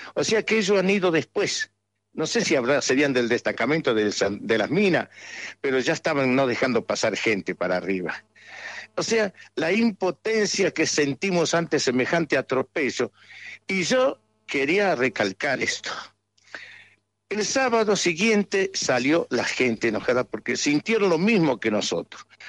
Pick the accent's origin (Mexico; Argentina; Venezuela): Argentina; Andalgalá, Catamarca; de mi pueblo, de todo Andalgalá